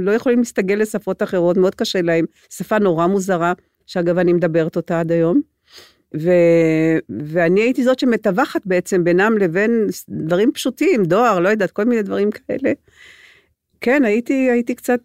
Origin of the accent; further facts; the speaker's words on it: Gedera, Central District, Israel; Hebrew is a second language; also born or lived in Transylvania, Romania; אני גדלתי בגדרה